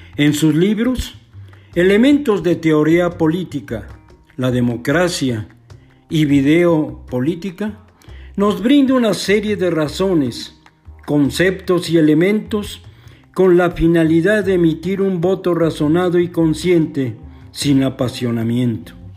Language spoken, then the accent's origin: Spanish; Mexico; Todos somos mexicanos